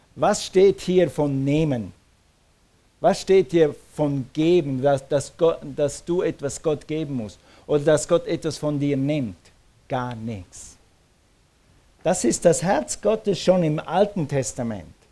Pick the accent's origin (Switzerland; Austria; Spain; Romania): Switzerland; moved away; Als Schweizer wächst du mit dem Tessin auf